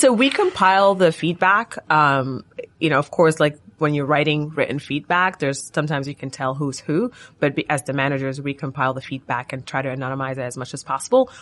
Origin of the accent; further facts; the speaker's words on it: Sudan; moved away as an adult; now in United States; I'm from Sudan. I came to the U S for college, and so my parents still live in Sudan